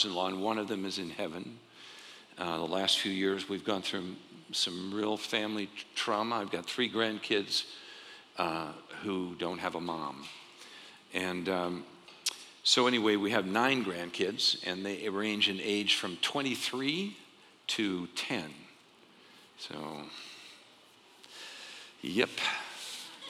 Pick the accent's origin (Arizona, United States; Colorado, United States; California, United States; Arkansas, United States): Arizona, United States; also born or lived in Ohio; I grew up here in Arizona